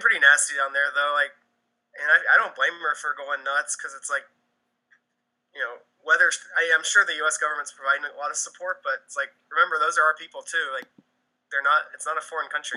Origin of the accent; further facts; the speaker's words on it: South Carolina, United States; now in Chicago, United States; I grew up in South Carolina and live in Chicago now